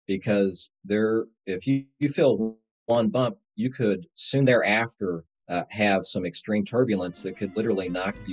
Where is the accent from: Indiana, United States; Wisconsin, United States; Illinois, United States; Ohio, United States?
Indiana, United States; now in Chicago, United States; I commute between Chicago and the home where I grew up down in Indiana